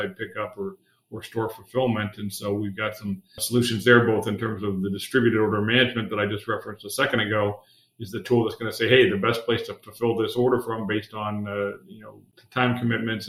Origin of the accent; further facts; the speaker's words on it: Akron, Ohio, United States; also born or lived in Dayton, Ohio; I've been pretty much, except very early in my life, an Ohio guy. My whole life, I grew up in the Akron, Cleveland area